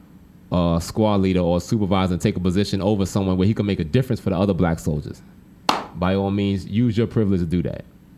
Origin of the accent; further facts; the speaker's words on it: New York City, New York, United States; moved away as an adult; growing up in New York City